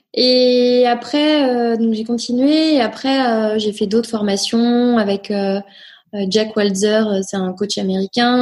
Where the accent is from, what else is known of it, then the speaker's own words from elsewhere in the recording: Nantes, Pays de la Loire, France; also born or lived in Rennes / Angers; Je suis née à Rennes, euh, voilà, je revendique mon côté bretonne, breton pardon. Et euh, j'ai grandi à Nantes après, euh, voilà, toute euh, mon enfance, collège, lycée.